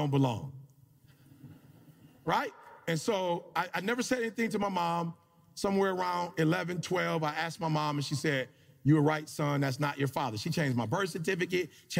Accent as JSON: {"language": "English", "town": "Detroit", "region": "Michigan", "country": "United States", "tie": "born or raised there", "moved": "as an adult", "said": "I grew up in Detroit, Michigan"}